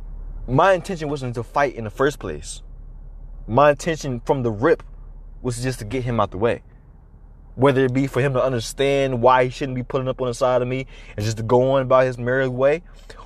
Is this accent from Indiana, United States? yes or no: no; Chicago, Illinois, United States; growing up in Southside Chicago